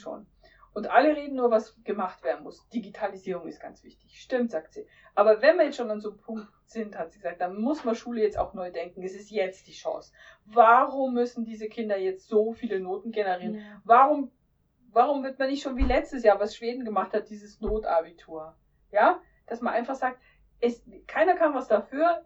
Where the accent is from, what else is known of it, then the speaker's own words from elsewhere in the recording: Lower Bavaria, Germany; moved away; Ich bin ja gebürtiger Niederbayer